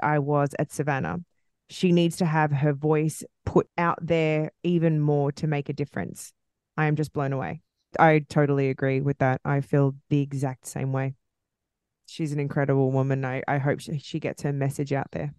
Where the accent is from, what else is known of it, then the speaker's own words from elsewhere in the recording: Australia; accent: Australian; my Australian accent